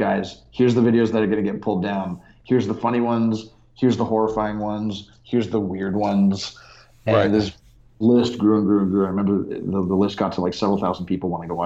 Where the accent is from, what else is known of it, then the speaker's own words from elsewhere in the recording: Dallas, Texas, United States; also born or lived in Canada; I grew up in Texas as a foreigner because I'm Canadian